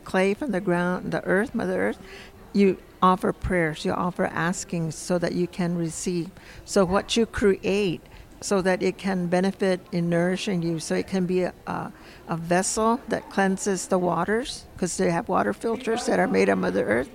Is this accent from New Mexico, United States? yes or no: yes; San Ildefonso Pueblo, New Mexico, United States; I'm from San Ildefonso Pueblo